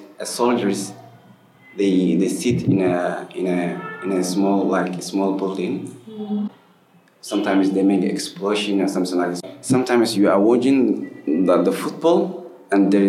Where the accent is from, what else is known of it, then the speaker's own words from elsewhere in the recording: Somalia; now in Egypt; I'm from Somalia